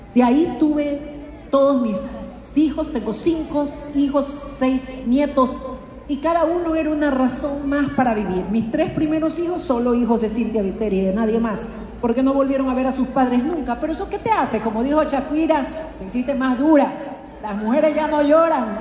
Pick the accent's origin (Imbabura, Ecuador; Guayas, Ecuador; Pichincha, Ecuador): Guayas, Ecuador; Guayaquil; yo vengo de Colón y Chimborazo